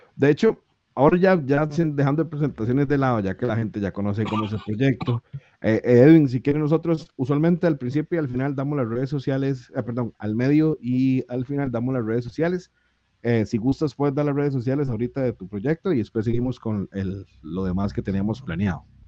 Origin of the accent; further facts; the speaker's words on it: Costa Rica; nosotros en Costa Rica